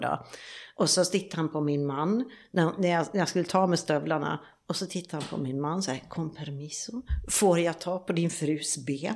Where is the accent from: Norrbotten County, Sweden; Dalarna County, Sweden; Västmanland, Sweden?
Dalarna County, Sweden; Borlänge; moved away as an adult; also born or lived in Sälen; now in Mallorca, Spain; jag jobbar uppe i Sälen egentligen, men sen så är jag hemma i Borlänge vid jul och nyår.